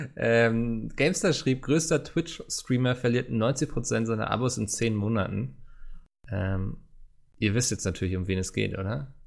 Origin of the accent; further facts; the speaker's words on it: Northern Germany, Germany; als Norddeutscher